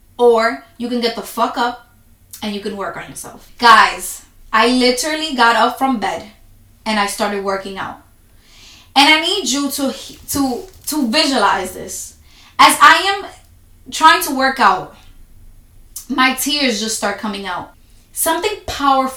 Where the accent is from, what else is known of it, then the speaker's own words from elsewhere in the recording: New York City, New York, United States; I'm from New York City